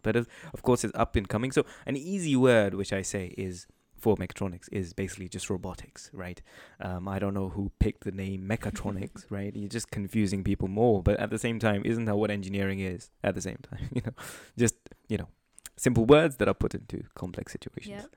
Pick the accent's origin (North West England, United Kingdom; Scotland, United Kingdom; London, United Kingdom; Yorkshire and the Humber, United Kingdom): North West England, United Kingdom; Manchester; we're people from Manchester. Um, so we live at home